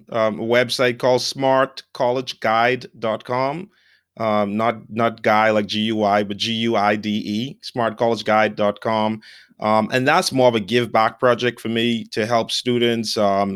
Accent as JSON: {"language": "English", "country": "Bahamas", "tie": "born or raised there", "moved": "as an adult", "lives_now": "United States", "said": "so I grew up in the Bahamas on the islands. A lot of people never even left the island or went from one end to the other."}